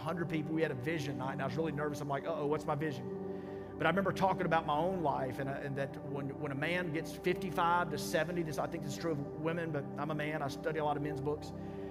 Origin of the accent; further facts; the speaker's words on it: Mississippi, United States; I'm from Mississippi.